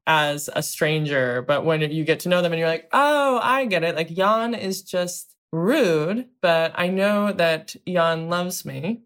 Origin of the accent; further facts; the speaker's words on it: Southern Ohio, United States; I grew up in Southern Ohio